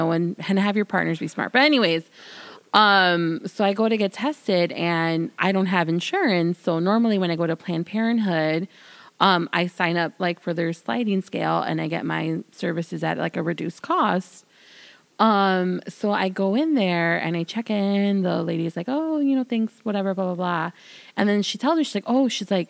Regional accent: Chicago, Illinois, United States; I'm from the city. I'm from Illinois.

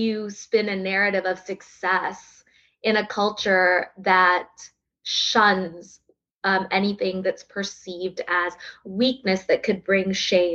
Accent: Texas, United States; born or raised there; accent: drawl; also born or lived in South India

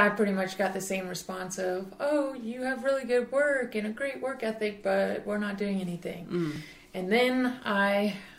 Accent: Charleston, South Carolina, United States; born or raised there

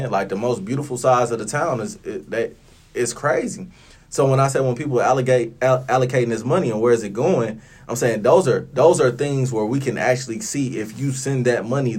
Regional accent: Flint, Michigan, United States; I'm from Flint, Michigan.

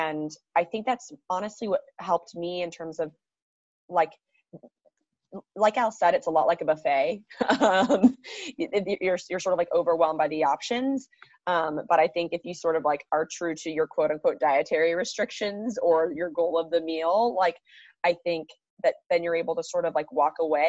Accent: California, United States; I'm from California.

